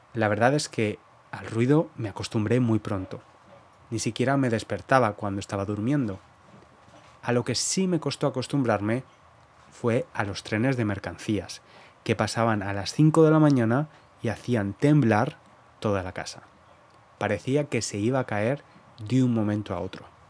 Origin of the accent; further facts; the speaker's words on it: Valencia, Valencian Community, Spain; moved away as an adult; now in London, United Kingdom; Yo nací en el Mediterráneo, en Valencia